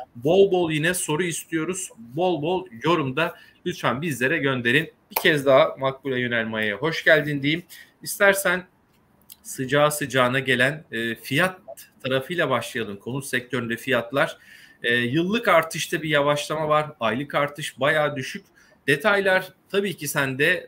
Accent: Kastamonu, Turkey; ben de Kastamonluyum

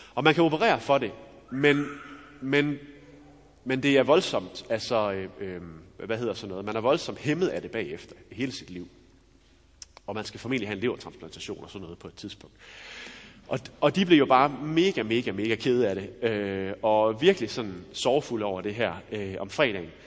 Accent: Denmark; Jeg er jo også dansker

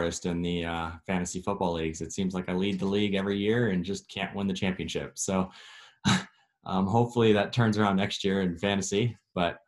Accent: Bakersfield, California, United States; moved away as an adult; also born or lived in Santa Monica; I'm from Bakersfield, but I moved to the kind of beach area, Santa Monica, last year for school

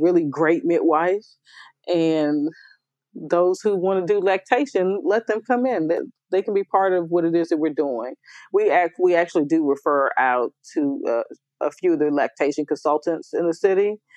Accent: United States; moved away as an adult; also born or lived in New York; now in Memphis, United States; I'm from you know uh, that Washington D.C. Maryland area

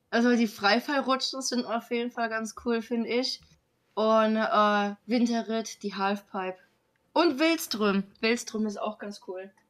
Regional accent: North Rhine-Westphalia, Germany; moved away; Phantasialand ist ja eigentlich sogar mein alter Homepark. Ich komme ja eigentlich aus Nordrhein-Westfalen

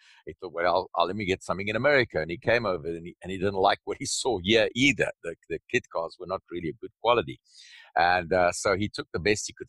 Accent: South Africa; now in United States; I came over from South Africa originally, and with another business in mind, heard about the Superformance Cobras in the U.S.

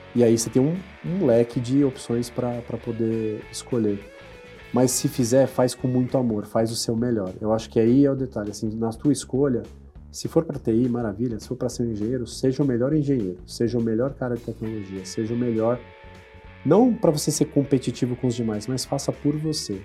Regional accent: São Paulo, Brazil; eu sou natural de São Paulo, nascido na, ali próximo à Praça Pan-Americana, ali na, na, Zona Sul de São Paulo

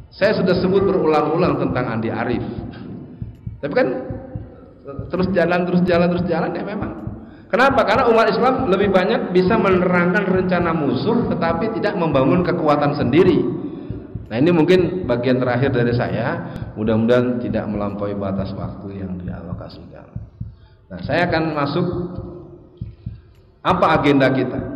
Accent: Jakarta, Indonesia; born there; Tenang Pak, saya bisa bahasa Padang Pak, walaupun saya lahir di Betawi.

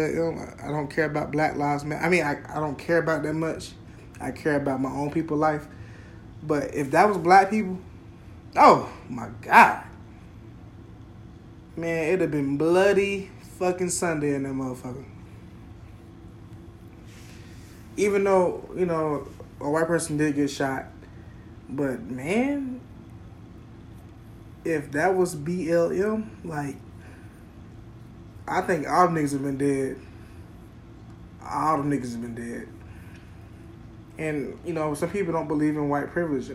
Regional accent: Florida, United States; moved away; also born or lived in South Carolina; me growing up in Florida

